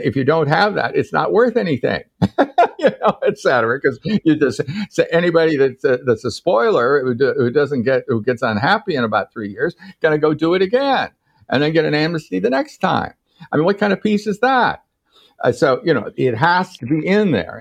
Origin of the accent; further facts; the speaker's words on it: United States; I'm an American